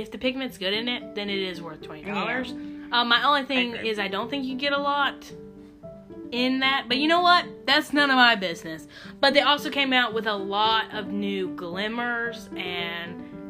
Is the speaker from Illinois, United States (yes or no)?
no; Garner, North Carolina, United States; I'm in Garner. I'm drinking Garner coffee. I'm from Garner.